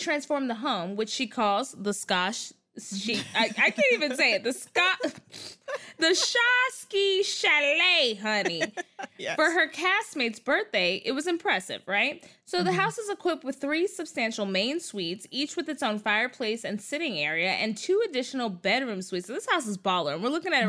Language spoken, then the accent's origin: English; Texas, United States; I'm from Texas